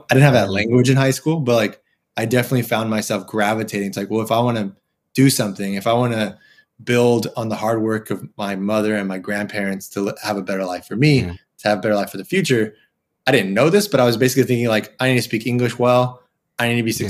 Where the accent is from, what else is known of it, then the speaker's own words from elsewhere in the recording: Southern California, United States; growing up in Southern California, Latino, but not Mexican